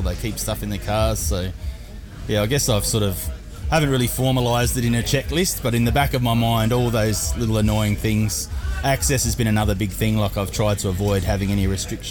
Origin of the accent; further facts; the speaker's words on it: Horsham, Victoria, Australia; my hometown, Horsham